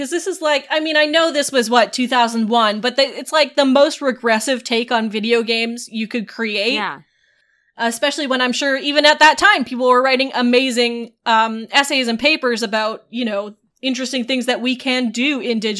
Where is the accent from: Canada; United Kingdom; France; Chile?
Canada; Um, I'm from Canada.